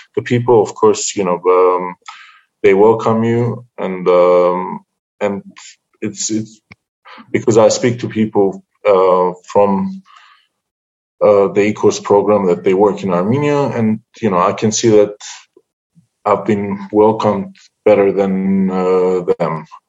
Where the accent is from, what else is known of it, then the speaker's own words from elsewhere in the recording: Cyprus; moved away as an adult; also born or lived in United Kingdom; now in Artsakh; I'm from Cyprus. I was born in Cyprus. I was in Cyprus until my uh, 17th 17 years old, I just moved to the UK